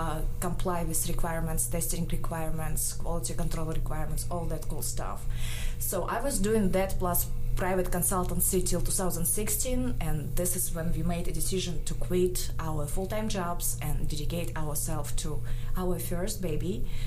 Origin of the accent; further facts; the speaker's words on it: Karaganda, Karaganda Region, Kazakhstan; English is a second language; moved away as an adult; now in Ruston, United States; I'm from Kazakhstan, right? I went to school there, got my bachelor degree in mechanical engineering at our university in my city, Karaganda.